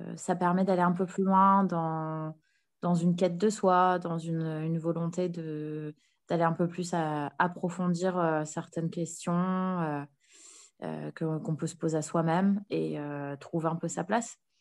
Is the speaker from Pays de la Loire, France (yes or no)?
no; Nord, Hauts-de-France, France; moved away; also born or lived in Paris, France / Canada; je me suis réinstallée sur l'île, vu que je suis originaire du Nord